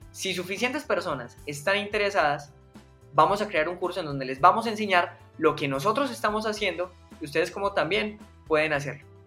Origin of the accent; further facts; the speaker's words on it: Medellín, Antioquia, Colombia; yo soy paisa, soy de, Medellín, 100% colombiano. Eh, llevo viviendo toda mi vida en Medellín.